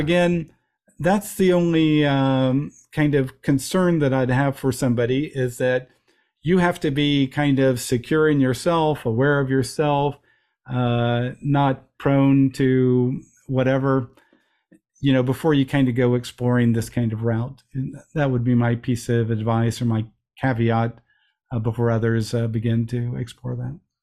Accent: Midwest, United States; I'm a young guy growing up in the Midwest, in America

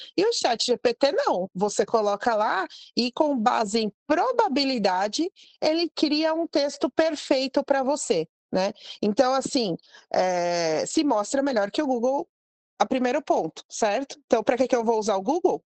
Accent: Brazil; eu sou filha de imigrantes libaneses, mas sou brasileira

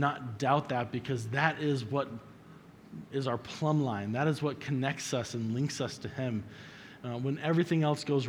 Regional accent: Colorado, United States; I'm from Colorado

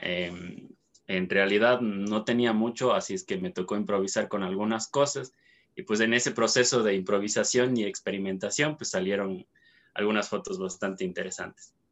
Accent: Cuenca, Azuay, Ecuador; soy cuencano, eh, soy de Ecuador

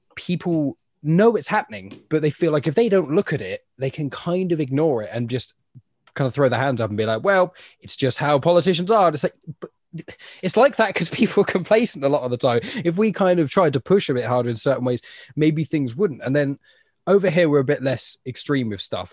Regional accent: England, United Kingdom; I'm from England, so it's like I went to a Catholic school, my my primary school, so from the age of like five to ten

